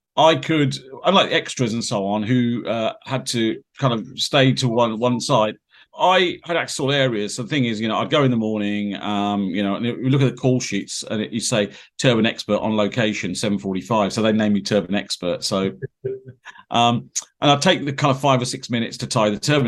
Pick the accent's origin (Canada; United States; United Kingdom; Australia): United Kingdom; Peterborough, East of England; I born and bred in Peterborough, lived here all my life